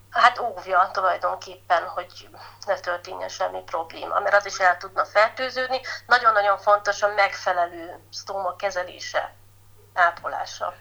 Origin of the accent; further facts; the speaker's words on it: Bükkszentkereszt, Borsod-Abaúj-Zemplén, Hungary; ide születtem, itt nőhetek fel, egy gyönyörű helyen